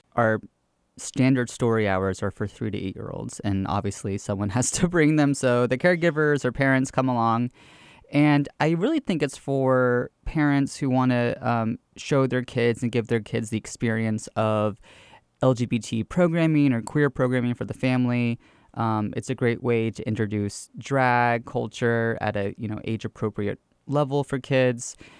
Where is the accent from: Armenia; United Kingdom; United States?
United States; Gwinnett County, Georgia; I am from the sticks of Gwinnett County. So I was born and raised in Georgia